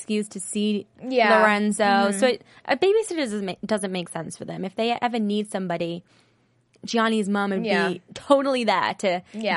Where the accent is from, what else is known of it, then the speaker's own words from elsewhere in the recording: England, United Kingdom; now in United States; I'm from England